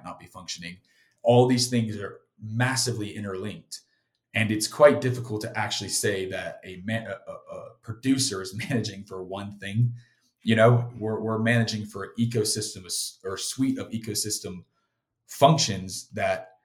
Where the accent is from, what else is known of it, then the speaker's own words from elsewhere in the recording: South Carolina, United States; I grew up on the beach in South Carolina